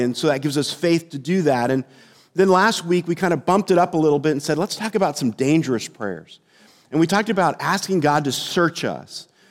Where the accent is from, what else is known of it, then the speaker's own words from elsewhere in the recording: San Jose, California, United States; when I was a kid, uh, growing up in the Bay Area in San Jose